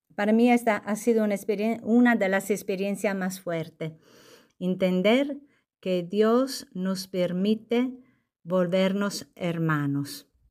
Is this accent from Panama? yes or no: no; Sardinia, Italy; Spanish is a second language; moved away as an adult; also born or lived in Lima, Peru / southern Italy / northern Italy; now in Puerto Rico; en mi tierra, que es una isla, Sardeña